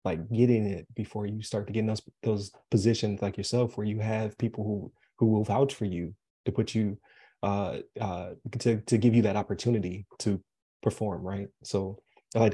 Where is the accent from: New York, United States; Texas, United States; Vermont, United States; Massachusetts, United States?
New York, United States; Buffalo; now in Florida, United States; I'm from Buffalo.